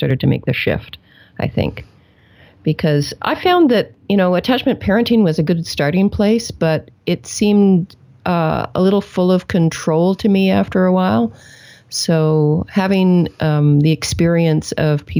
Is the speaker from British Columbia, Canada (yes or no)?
yes; Victoria, British Columbia, Canada; moved away as an adult; now in Washington State, United States; we're Canadians. I was born in Victoria.